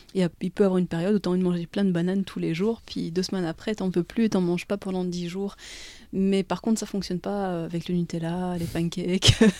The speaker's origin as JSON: {"language": "French", "country": "Belgium", "tie": "born or raised there", "said": "je suis née pas loin de Bruxelles. je suis belge, mais je suis d'origine belge de ma maman et tunisienne de mon papa"}